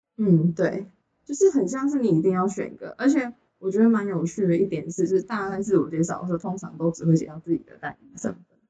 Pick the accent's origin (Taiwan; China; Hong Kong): Taiwan; Taichung; 我是汉人，然后我是来自台中，然后我现在读政大美国七大二这样子